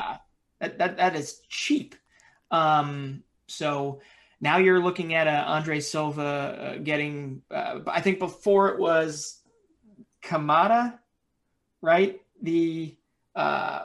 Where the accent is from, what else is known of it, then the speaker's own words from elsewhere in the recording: United States; accent: American; my American accent.